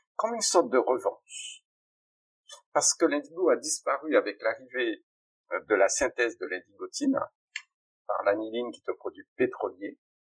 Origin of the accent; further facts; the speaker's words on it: Guadeloupe; les richesses de la France de demain sont chez nous